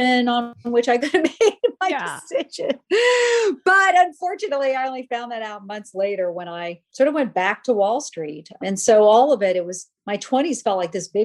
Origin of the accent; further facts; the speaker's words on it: Charleston, South Carolina, United States; moved away as an adult; also born or lived in New York; I want to see if I can make it in New York from Charleston